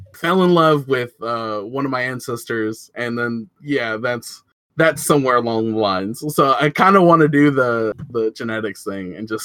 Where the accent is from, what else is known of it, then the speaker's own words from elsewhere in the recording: United States; I was born in America.